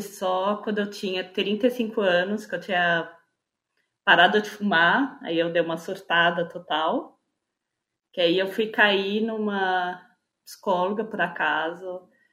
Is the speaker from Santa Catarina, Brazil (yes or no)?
no; São Paulo, Brazil; eu sou de São Paulo, capital